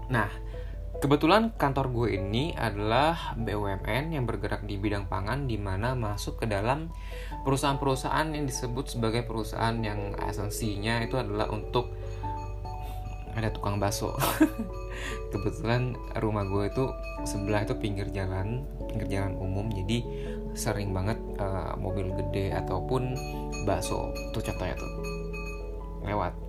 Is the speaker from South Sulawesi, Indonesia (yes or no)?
no; Depok, West Java, Indonesia; kita orang Depok itu nggak bisa ke Jakarta begitu juga dengan sebaliknya